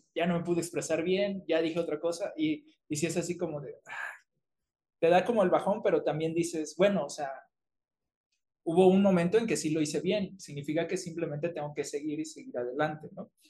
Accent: Mexico; also born or lived in Tamaulipas, Mexico / Coahuila, Mexico / Acapulco, Guerrero, Mexico; now in Mexico City, Mexico; nací en Tamaulipas, pero me crié en Coahuila y en Acapulco y ya llevo un rato viviendo aquí en la Ciudad de México

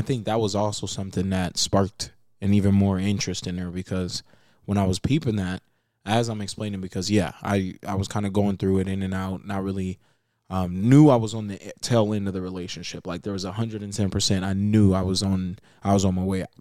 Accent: Las Vegas, Nevada, United States; I am from Las Vegas, Nevada. Born and raised.

